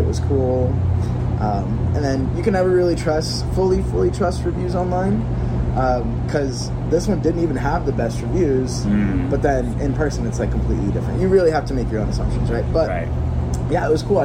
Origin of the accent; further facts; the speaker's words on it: Florida, United States; also born or lived in Guatemala / Virginia; I'm originally from Florida. Like, that's, I guess I can call it the home base, right?